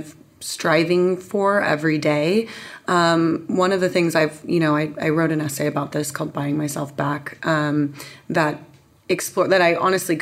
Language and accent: English; San Diego, California, United States; also born or lived in London; that's where I grew up. I was born in London, but was raised in San Diego